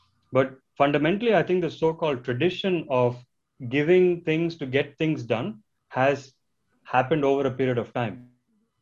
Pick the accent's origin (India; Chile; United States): India; I come from India.